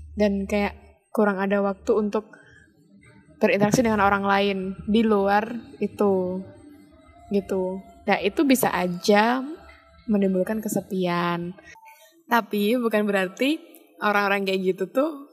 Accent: Special Region of Yogyakarta, Indonesia; akunya kan nggak pernah keluar dari kota Jogja dan sekitarnya

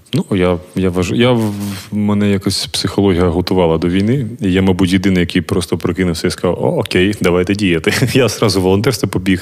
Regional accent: Kharkiv, Kharkiv Oblast, Ukraine; я з Харкова

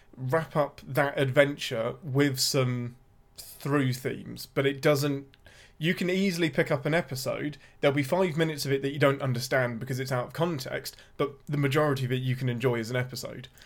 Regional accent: England, United Kingdom; I'm your Englishman

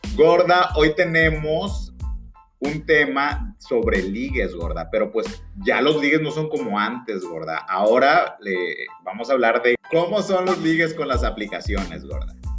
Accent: Mexico; los que somos de México

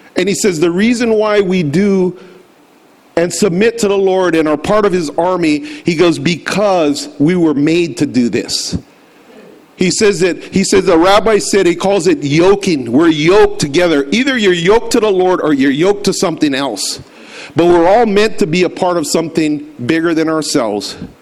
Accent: United States; to be affiliated as an American

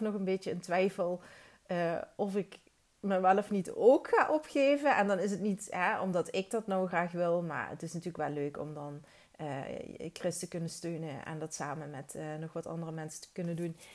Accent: Netherlands; moved away as an adult; now in Belgium

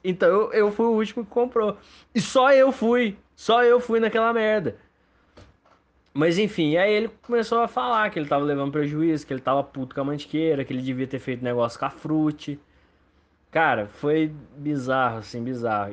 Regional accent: Lambari, Minas Gerais, Brazil; Cachoeira do Roncador, em Lambari, Minas Gerais, é minha cidade natal

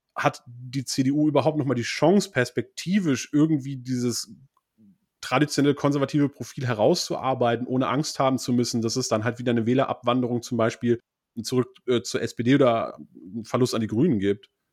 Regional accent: West Germany, Germany; ich kann ja als Westdeutscher

